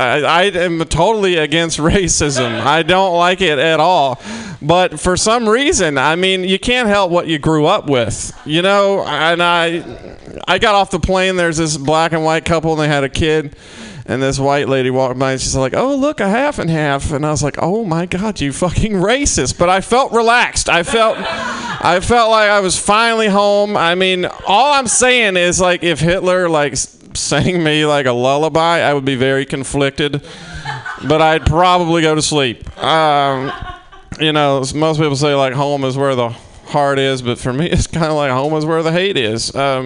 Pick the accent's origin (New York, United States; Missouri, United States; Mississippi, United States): Mississippi, United States; I'm from Mississippi originally, and I just got back home from the holidays